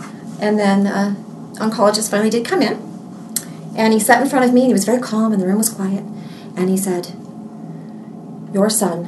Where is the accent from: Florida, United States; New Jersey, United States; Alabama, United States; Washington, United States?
Alabama, United States; moved away as an adult; also born or lived in Mississippi; now in Houston, United States; I was born in Mississippi, but I didn't live there long. Okay. I'm from Alabama and have lived in Texas, the Houston area, for 20 years.